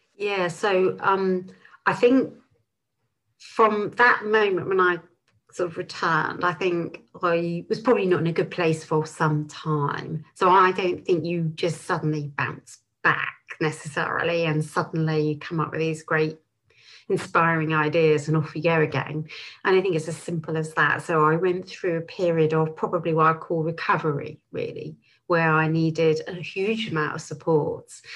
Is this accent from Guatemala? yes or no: no; Bristol, South West England, United Kingdom; moved away as an adult; also born or lived in Clevedon / London / New Zealand; I was born in Clevedon. I was brought up just outside of Bristol and lived here till I was 19